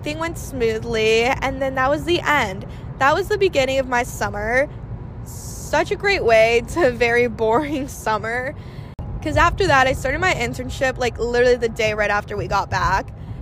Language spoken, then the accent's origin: English; Florida, United States; I've been born and raised here